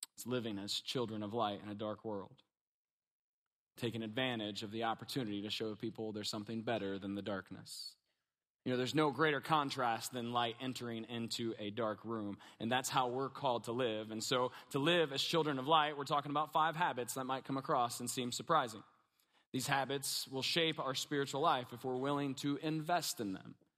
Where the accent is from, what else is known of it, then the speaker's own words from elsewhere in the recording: Kentucky, United States; We're from Kentucky, a little bit redneck